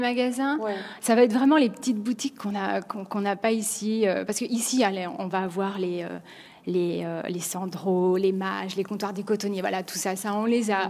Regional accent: France; accent: French; now in New York, United States; notre accent français en anglais

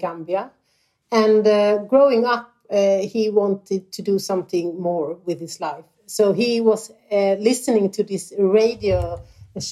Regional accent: Småland, Sweden; also born or lived in Malmö, Sweden; the little village that I grew up in after moving from Malmö. We moved to the countryside in Småland

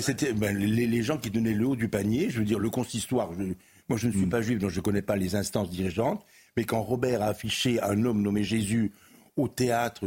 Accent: Camargue, Provence-Alpes-Côte d'Azur, France; je suis de Camargue.

